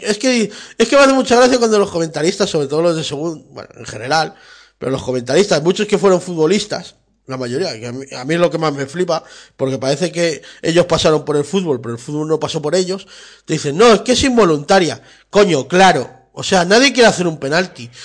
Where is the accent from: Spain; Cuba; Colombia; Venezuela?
Spain; somos españoles